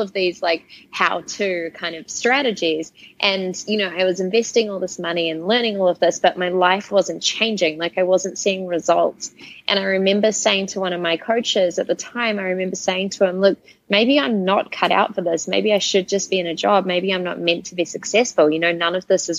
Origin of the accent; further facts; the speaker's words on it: Auckland, New Zealand; moved away as an adult; I grew up in Auckland, New Zealand